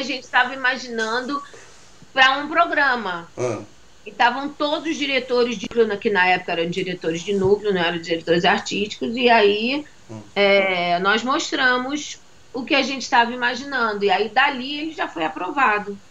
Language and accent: Portuguese; Salvador, Bahia, Brazil; moved away as an adult; now in Rio de Janeiro, Brazil; Fui criada em Salvador, com 11 anos de idade me mudei para Salvador